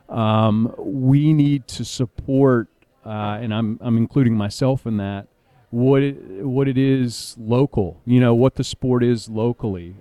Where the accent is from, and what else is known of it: Raleigh, North Carolina, United States; born or raised there